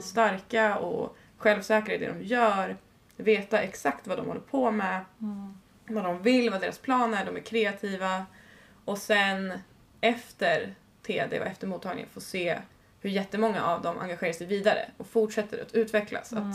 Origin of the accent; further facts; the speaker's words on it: Uppsala, Uppsala County, Sweden; jag kom ändå från Uppsala